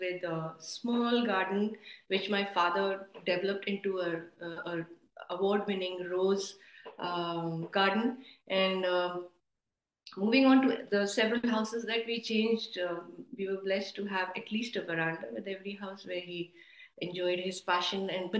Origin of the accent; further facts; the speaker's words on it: Durgapur, West Bengal, India; also born or lived in Amritsar / Asansol / Northeast India / Kolkata; So, born in Amritsar, but grew up in the Colliery Belt. We grew up in Durgapur and Asansol, and then the Northeast and Kolkata as well.